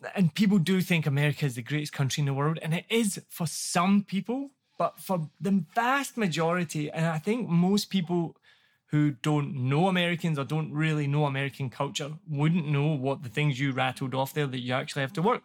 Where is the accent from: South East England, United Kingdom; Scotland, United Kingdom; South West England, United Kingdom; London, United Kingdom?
Scotland, United Kingdom; Glasgow; moved away as an adult; also born or lived in New York; now in Ho Chi Minh City, Vietnam; I'm from Glasgow, I'm in New York